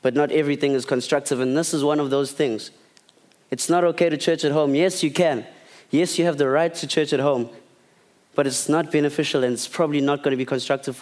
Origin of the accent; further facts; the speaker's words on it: Port Edward, KwaZulu-Natal, South Africa; also born or lived in Eastern Cape / Durban; we moved to Port Edward, down on the lower south coast when I was 6 years old. And I grew up there, and then I came to Durban for high school at DHS